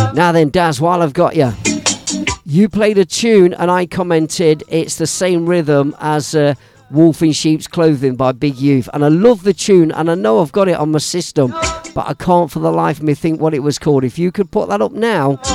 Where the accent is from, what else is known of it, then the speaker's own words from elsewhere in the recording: Leicester, East Midlands, United Kingdom; my hometown of Leicester City